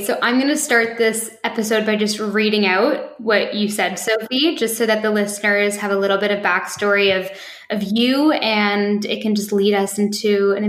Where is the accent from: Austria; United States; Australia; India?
Austria; Vienna; now in London, United Kingdom; I'm from Vienna, but speak fluently German, French, and English.